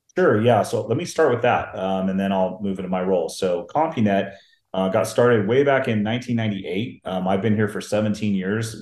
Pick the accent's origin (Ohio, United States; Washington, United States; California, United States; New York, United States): Washington, United States; Seattle; I grew up in the Seattle, Washington area